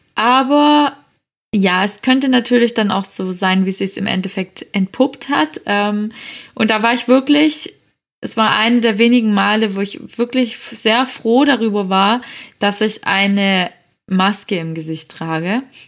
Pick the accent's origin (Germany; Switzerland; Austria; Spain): Germany; Swabia, Baden-Württemberg; accent: Swabian; bin ich eine stolze Schwäbin und ich komme auch schwätzen